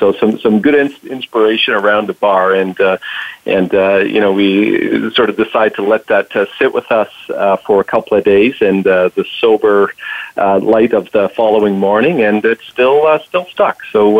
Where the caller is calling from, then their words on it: Toronto, Ontario, Canada; I'm calling from Toronto, up just north of the 49th parallel.